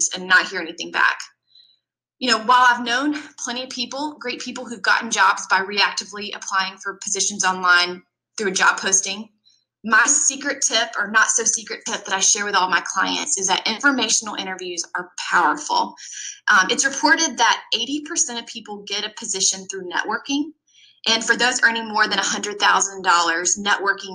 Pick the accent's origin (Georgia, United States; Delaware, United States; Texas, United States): Georgia, United States; I grew up in small town Georgia.